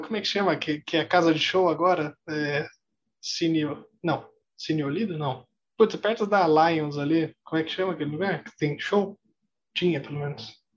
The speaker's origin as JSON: {"language": "Portuguese", "town": "Osasco", "region": "São Paulo", "country": "Brazil", "tie": "born or raised there", "said": "eu cresci um pouco bem afastado do centro de São Paulo, cresci em Osasco"}